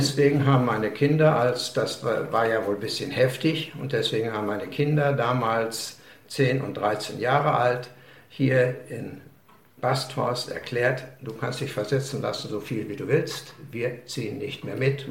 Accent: Lünen, North Rhine-Westphalia, Germany; moved away as an adult; also born or lived in Breslau / Billerbeck, Münsterland / Borken / Hamburg; bis 1964 lebte ich in Lünen, machte meine Schulausbildung

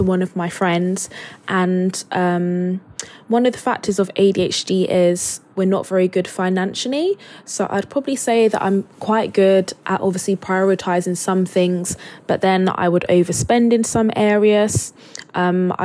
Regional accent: Luton, East of England, United Kingdom; now in Manchester, United Kingdom; I live in Manchester, but I grew up in Luton in Bedfordshire

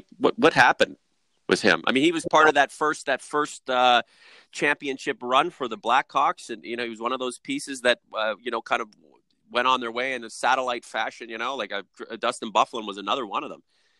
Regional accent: Toronto, Ontario, Canada; now in London, Canada; I'm from Toronto

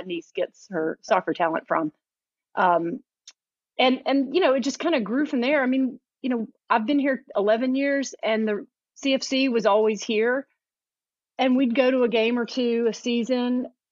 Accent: Atlanta, Georgia, United States; moved away as an adult; now in Chattanooga, United States; I'm from Atlanta originally. I live in Chattanooga now

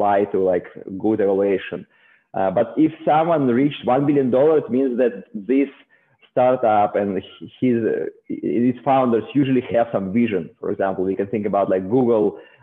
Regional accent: Saint Petersburg, Russia; moved away as an adult; also born or lived in South Korea; now in Silicon Valley, United States; originally I'm from Russia, from St. Petersburg

